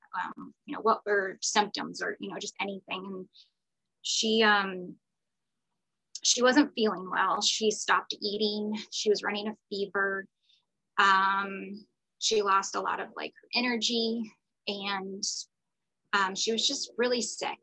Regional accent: Florida, United States; moved away as an adult; now in Atlanta, United States; I live in Atlanta, Georgia, but I am from Florida. I am a Florida girl, born and raised

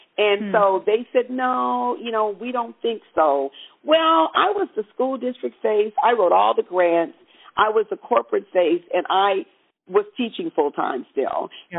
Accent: Southern California, United States; now in Bay Area, United States; I was born and raised in California, uh, in Southern California

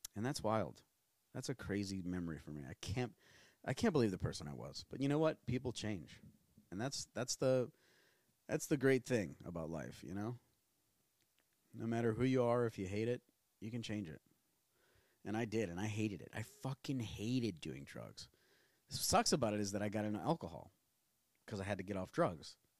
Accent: New Orleans, Louisiana, United States; moved away; also born or lived in Tennessee; we're both from New Orleans

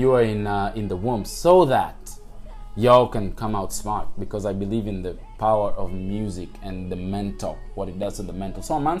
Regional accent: Langata, Nairobi, Kenya; Growing up in Langata, bro, as I said, I saw kids at 15 years old, doing big things with businesses.

